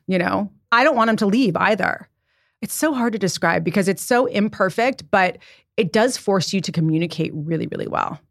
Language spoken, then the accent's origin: English; Santa Barbara, California, United States; also born or lived in San Diego; now in New York City, United States; I was raised in Santa Barbara